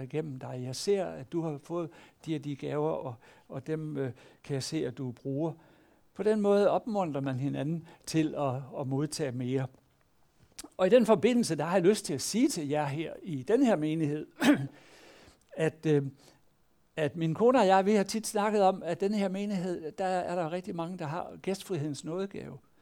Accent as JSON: {"language": "Danish", "country": "Denmark"}